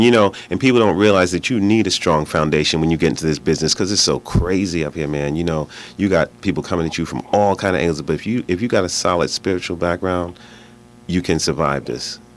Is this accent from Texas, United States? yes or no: no; New York City, New York, United States; we both come from Brooklyn, first of all. You're from Bed Stuy. I'm from Fort Greene, down the street.